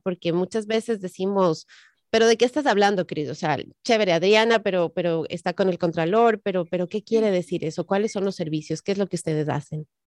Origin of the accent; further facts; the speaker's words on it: Ecuador; also born or lived in Colombia; now in Maryland, United States; yo soy de Ecuador, aparte que mi, sangre es colombiana